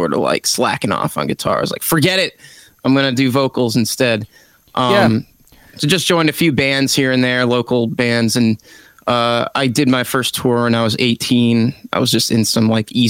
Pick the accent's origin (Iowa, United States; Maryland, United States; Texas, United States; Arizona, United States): Maryland, United States; Frederick; moved away as an adult; also born or lived in Florida; I have returned to my hometown of Frederick, Maryland since the pandemic.